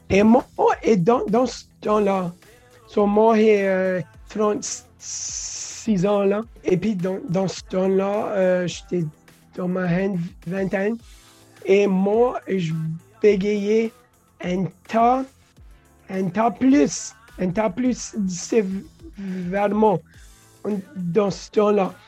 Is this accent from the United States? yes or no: yes; Louisiana, United States; French is a second language; moved away as an adult; also born or lived in California; now in Florida, United States; quand j'ai déménagé dehors de la Louisiane, resté dans la Californie